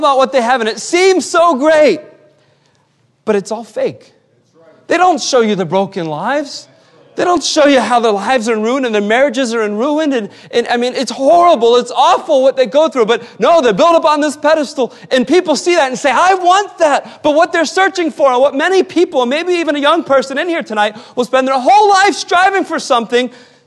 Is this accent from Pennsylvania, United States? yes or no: yes; Western Pennsylvania, United States; now in Massachusetts, United States; I was born and raised in Western Pennsylvania, and I am a proud Western Pennsylvanian